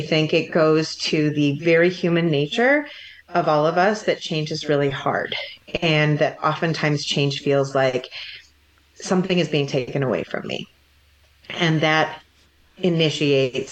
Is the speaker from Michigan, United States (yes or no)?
yes; Livingston County, Michigan, United States; I have a very specific experience growing up in Livingston County